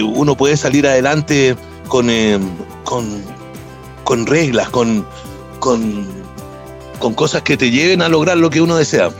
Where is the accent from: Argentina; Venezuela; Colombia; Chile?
Chile; moved away as an adult; also born or lived in United States; los chilenos